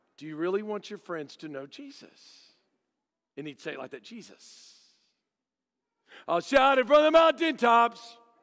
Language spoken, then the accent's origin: English; Dallas, Texas, United States; I grew up in Dallas.